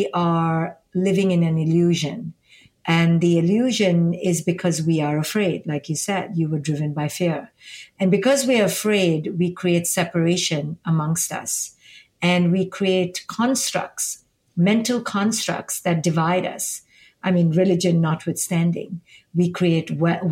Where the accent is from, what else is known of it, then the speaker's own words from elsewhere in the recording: India; now in United States; I'm from India and I live here in America